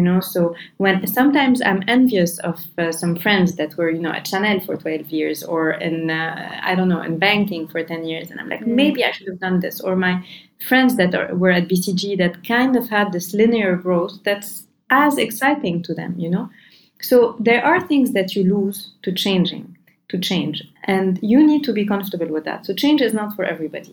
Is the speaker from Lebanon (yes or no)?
yes; Lebanon; I'm from Lebanon